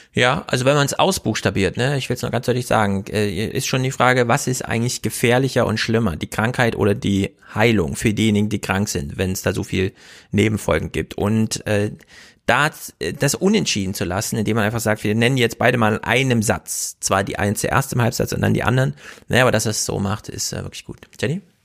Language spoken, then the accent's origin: German; East Germany, Germany; Ich bin ja auch Ossi